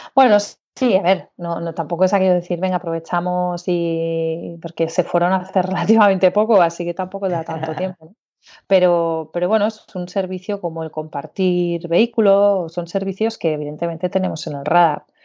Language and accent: Spanish; Barcelona, Catalonia, Spain; moved away as an adult; also born or lived in Beijing; soy de Barcelona, aunque da unas cuantas vueltas